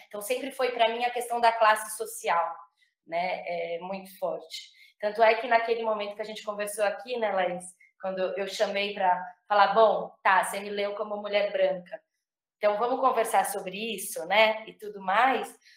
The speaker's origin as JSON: {"language": "Portuguese", "region": "São Paulo", "country": "Brazil", "tie": "born or raised there", "said": "nasci em São Paulo"}